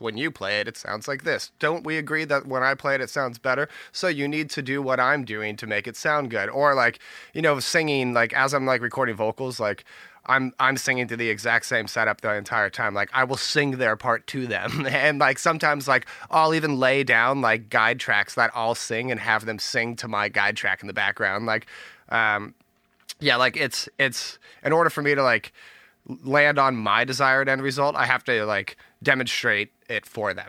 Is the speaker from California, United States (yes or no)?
yes; Bay Area, California, United States; born and raised Bay Area